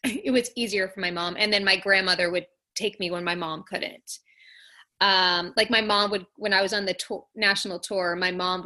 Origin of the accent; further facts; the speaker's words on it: Long Island, New York, United States; I grew up on Long Island